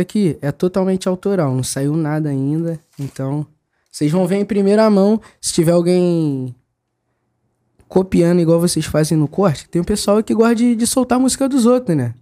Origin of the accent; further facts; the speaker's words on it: Rio de Janeiro, Brazil; sou do Jardim Bangu